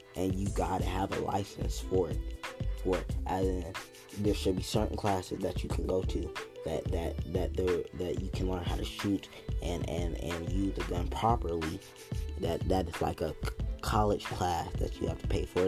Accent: United States; as Americans

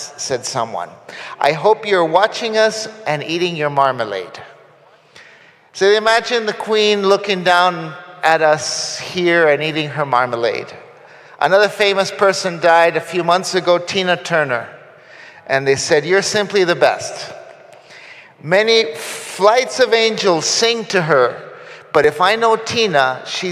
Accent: Costa Rica; now in Guatemala; I grew up in Union Church in Costa Rica

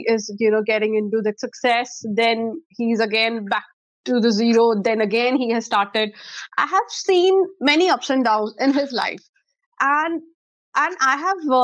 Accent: Chandigarh, India; also born or lived in Chennai; I am born and brought up in Chandigarh, and my schooling is from Shishuniketan

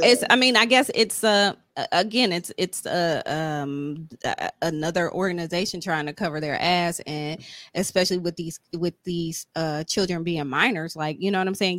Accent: Ohio, United States; I'm from Ohio

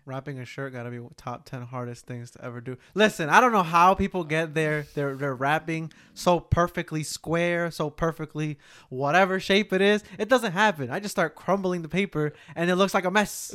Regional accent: Newark, New Jersey, United States; we grew up in Newark.

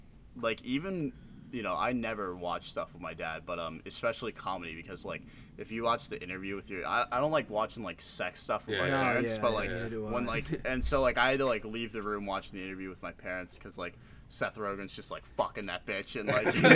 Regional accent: Ireland; I know we're all Irish boys here

